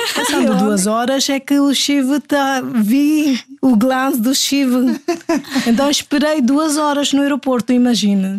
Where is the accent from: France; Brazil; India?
India; Delhi; Portuguese is a second language; moved away as an adult; now in Portugal; eu sou indiana. Eu sou da Delhi, Índia.